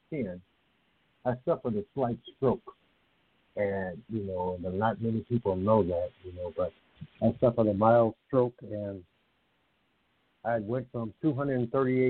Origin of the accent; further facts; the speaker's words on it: Indiana, United States; moved away; my hometown in Indiana